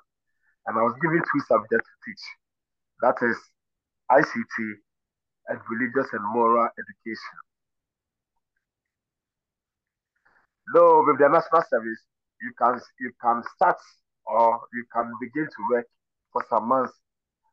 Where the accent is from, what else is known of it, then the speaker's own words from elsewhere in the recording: Kumasi, Ashanti, Ghana; also born or lived in Sekedumase; I'm from Kumasi. I was raised up in Kumasi in the Ashanti region